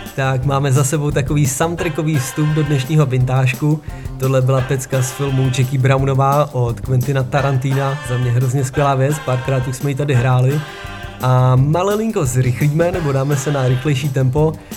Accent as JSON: {"language": "Czech", "country": "Czechia", "moved": "yes", "lives_now": "Denmark", "said": "u nás v Čechách"}